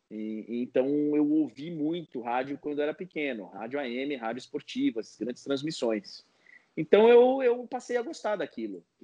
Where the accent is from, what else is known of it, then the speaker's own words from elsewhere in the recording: Guarulhos, São Paulo, Brazil; Meu pai é do interior, mas eu sou aqui, sou de Guarulhos, sou da Grande São Paulo, tal.